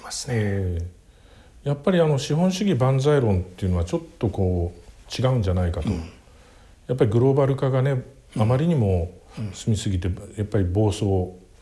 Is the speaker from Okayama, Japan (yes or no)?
no; Tokyo, Japan; 僕生まれは東京の世田谷区です